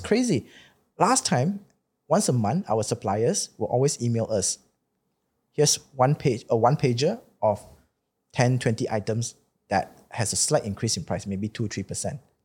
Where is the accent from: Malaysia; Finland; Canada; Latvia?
Malaysia; I've been growing up in Malaysia